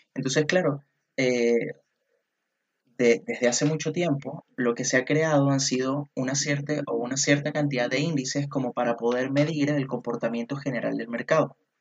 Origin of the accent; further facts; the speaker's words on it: Venezuela; now in Chile; yo que soy venezolano y que resido aquí en Chile